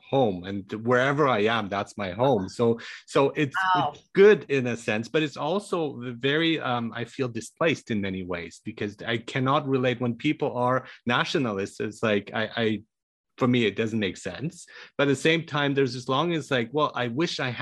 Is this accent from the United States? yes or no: no; Germany; moved away; also born or lived in Iran; I was born in Iran, but grew up in Germany